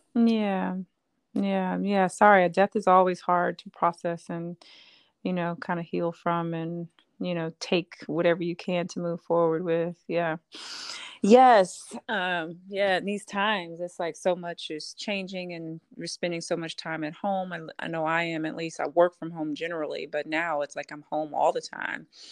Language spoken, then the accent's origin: English; Houston, Texas, United States; I grew up in Houston, Texas, in a very religious family